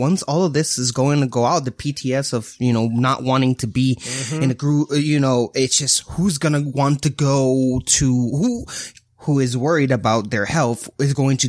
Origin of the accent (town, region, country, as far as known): Puerto Rico; born or raised there; moved away